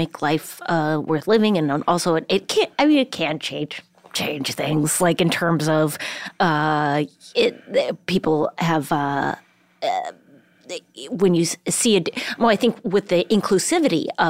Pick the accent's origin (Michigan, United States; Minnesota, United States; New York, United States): Minnesota, United States; Duluth; moved away as an adult; also born or lived in Port Hueneme, California / Florida; then moved to Duluth, where I grew up from the age of 3 until 19 or something.